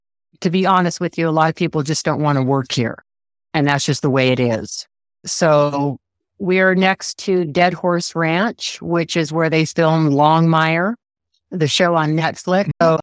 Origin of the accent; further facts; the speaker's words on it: Santa Barbara, California, United States; We got out of California because California got a little too busy. We're from the Santa Barbara area for us, and we were looking for land, and 80 acres basically fell in our laps.